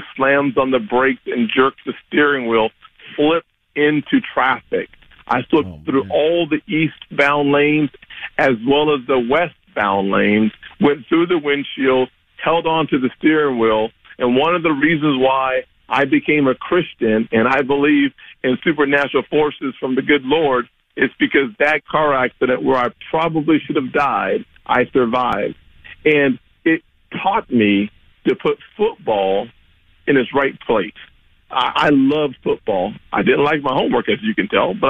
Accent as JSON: {"language": "English", "region": "South Carolina", "country": "United States", "tie": "born or raised there", "said": "I was growing up in South Carolina."}